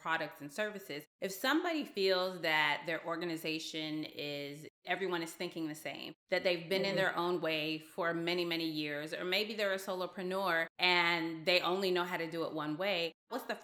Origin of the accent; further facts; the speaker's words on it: the South, United States; being a Southerner in the United States